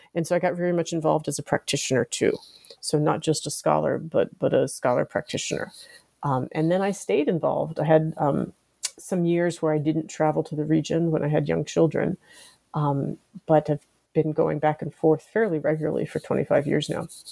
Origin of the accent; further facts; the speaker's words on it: Washington, District of Columbia, United States; I grew up here in the United States, in the Washington D.C. area